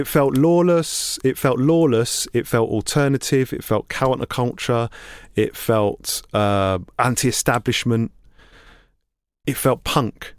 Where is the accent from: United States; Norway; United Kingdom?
United Kingdom; London; I grew up in East London in Hackney, and I went to school in Islington.